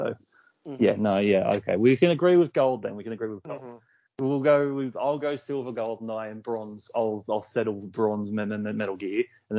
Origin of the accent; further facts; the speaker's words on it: Australia; we are Aussie